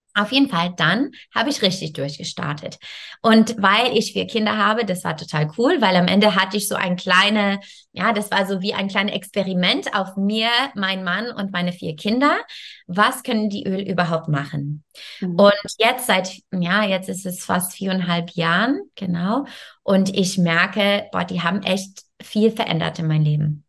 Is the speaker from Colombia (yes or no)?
no; Canada; German is a second language; moved away as an adult; also born or lived in France; now in Germany; Ich komme ursprünglich aus Kanada ähm, und ich wohne in Deutschland ungefähr jetzt, äh, ich denke, 14 Jahre